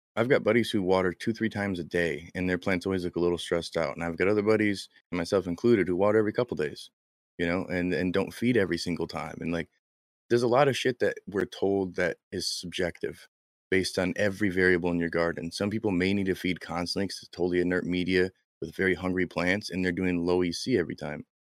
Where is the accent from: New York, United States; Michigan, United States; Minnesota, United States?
Michigan, United States; I'm from Michigan, we say things wrong